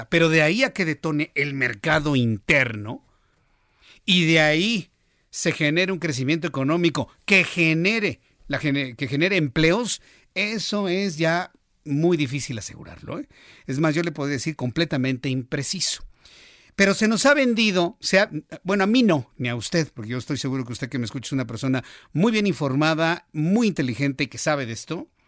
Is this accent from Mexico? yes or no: yes; Mexico; para nosotros como mexicanos, Canadá nos queda demasiado lejos